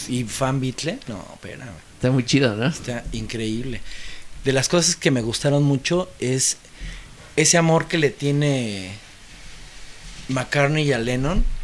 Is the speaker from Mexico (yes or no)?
yes; Mexico; vengo de México.